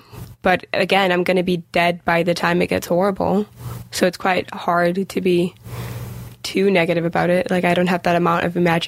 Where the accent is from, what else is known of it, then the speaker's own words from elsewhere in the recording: Denmark; moved away; I'm from Denmark.